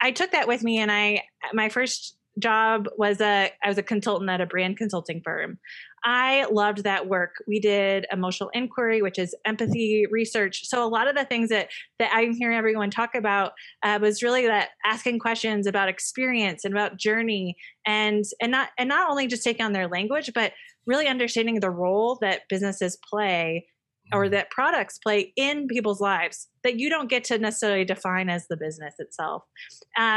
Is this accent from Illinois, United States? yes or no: yes; Illinois, United States; moved away as an adult; I'm from Illinois